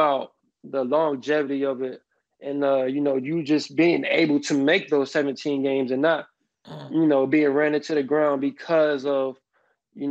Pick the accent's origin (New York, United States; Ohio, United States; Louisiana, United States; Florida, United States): Florida, United States; Miami; I'm from Miami